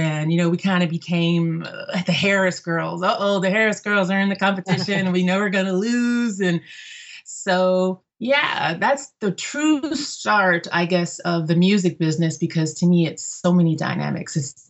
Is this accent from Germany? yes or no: yes; Germany; My mom sang as I grew up in Germany, so my mother often performed at the military clubs.